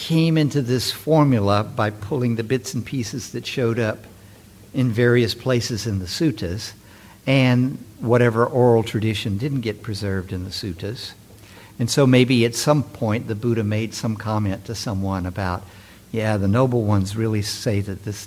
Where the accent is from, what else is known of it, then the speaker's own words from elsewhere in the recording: San Francisco, California, United States; I'm from San Francisco